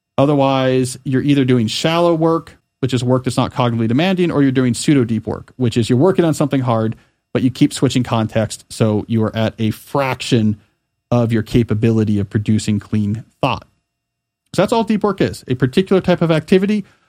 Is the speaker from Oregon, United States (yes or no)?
no; Pennington, New Jersey, United States; when I was growing up in Pennington, New Jersey